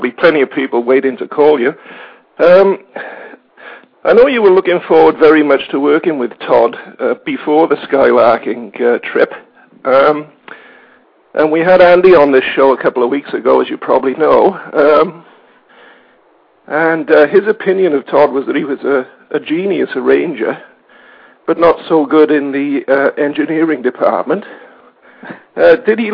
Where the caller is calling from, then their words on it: Melbourne, Victoria, Australia; I'm calling from Melbourne in Australia, where it's 5 a.m.